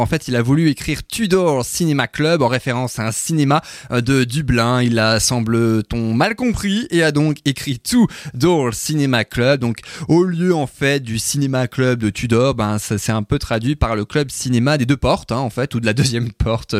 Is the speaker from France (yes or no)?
yes; France; en 2009 chez nous en France